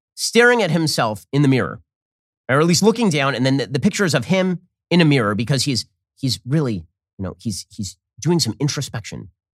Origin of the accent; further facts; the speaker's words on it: Florida, United States; my home state of Florida